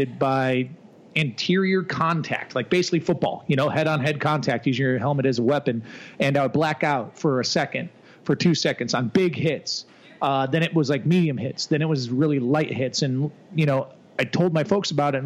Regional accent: Naperville, Illinois, United States; moved away as an adult; I'm from Chicagoland area, a city called Naperville

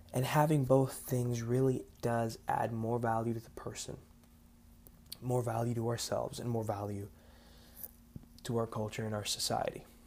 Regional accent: South Florida, United States; I am an American born Cuban raised in South Florida

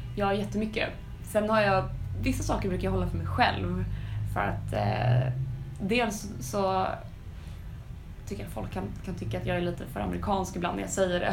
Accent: Sweden; vi svenskar

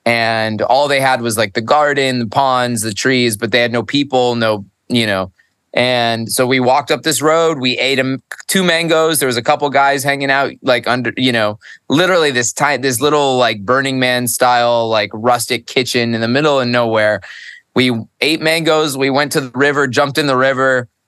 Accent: upstate New York, United States; now in Costa Rica; I was born in New York, upstate. I'm not made for the cold. My Italian blood is like screaming for warmth always.

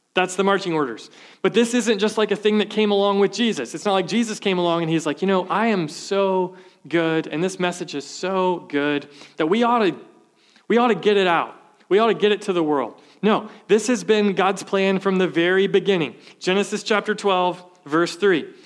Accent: the South, United States; Growing up, I was from the South

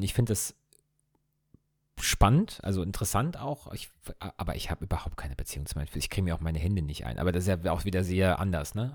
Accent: Ingelheim, Rhineland-Palatinate, Germany; wir kommen ja aus Ingelheim, was ja in der Nähe von Mainz ist

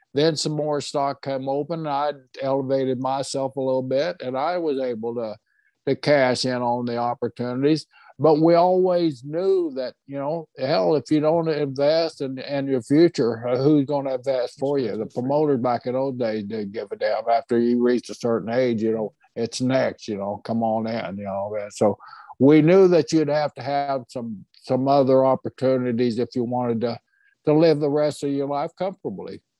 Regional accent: Oklahoma, United States; moved away as an adult; also born or lived in North Carolina / Florida; I was from Oklahoma

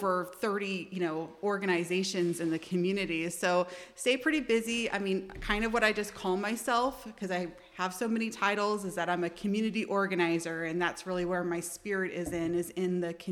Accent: Seattle, Washington, United States; also born or lived in Olympia, Washington; I was born in Seattle, Washington

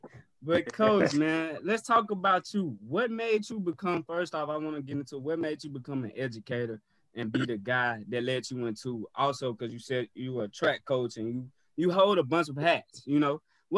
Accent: New Orleans, Louisiana, United States; accent: New Orleans; that's my New Orleans accent.

